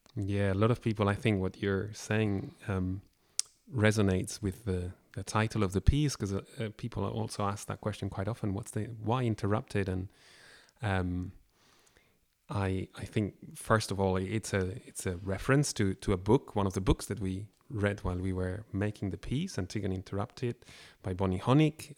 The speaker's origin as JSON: {"language": "English", "town": "Barcelona", "region": "Catalonia", "country": "Spain", "moved": "yes", "lives_now": "Scotland, United Kingdom", "said": "I come from Barcelona and, uh, I was here living in Scotland"}